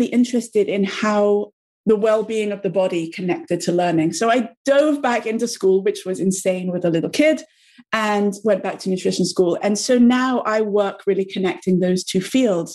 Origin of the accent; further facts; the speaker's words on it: England, United Kingdom; moved away as an adult; also born or lived in New York; my background is I'm from England, as you may be able to hear, although I lived in New York for many, many, many years, about 12 years